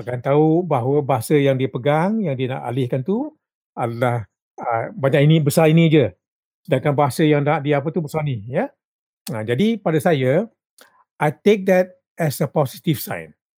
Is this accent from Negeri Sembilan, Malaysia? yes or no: yes; Rembau, Negeri Sembilan, Malaysia; kampung saya di Rembau